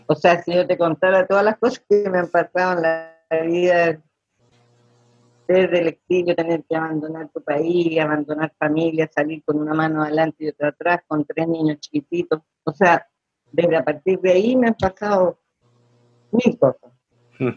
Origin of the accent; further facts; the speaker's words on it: Chile; soy chilena